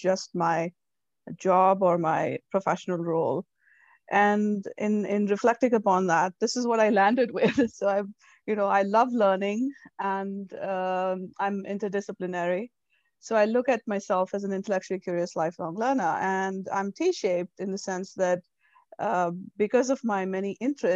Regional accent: India; moved away as an adult; now in United States; So, I'm born and raised in India. I moved here 13 years ago.

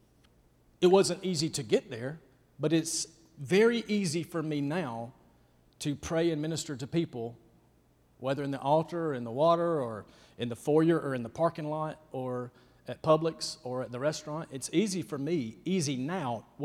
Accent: Rabbit Town, Georgia, United States; I'm from Rabbit Town, Georgia

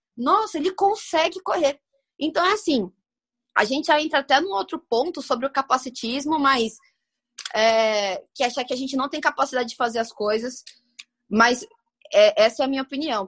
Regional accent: Santo André, São Paulo, Brazil; na minha terra linda, Natal, vulgo Santo André, aqui em São Paulo também

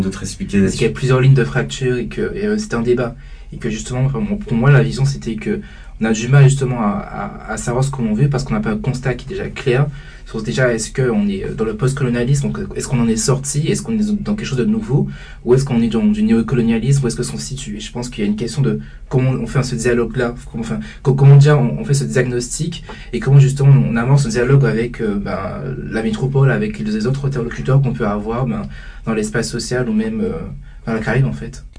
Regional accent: Guadeloupe; en tant que Guadeloupéen, en tant qu'Antillais qui est justement grandi aux Antilles

